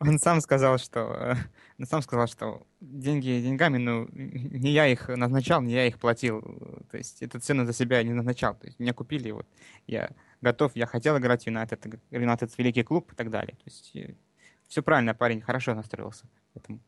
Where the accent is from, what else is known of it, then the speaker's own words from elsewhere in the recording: Donbas, Luhansk Oblast, Ukraine; now in Krasnodar Krai, Russia; с Донбасса, с Луганской области. Сейчас вот э, некоторое время уже живу в Краснодарском крае.